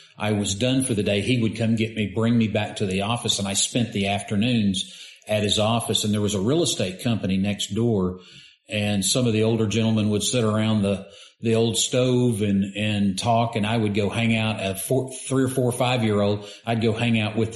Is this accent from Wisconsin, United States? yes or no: no; Rogers, Arkansas, United States; Born and raised. Born and raised in Rogers